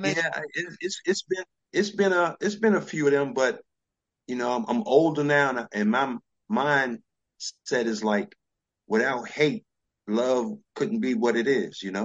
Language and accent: English; New York City, New York, United States; born or raised there; also born or lived in DC area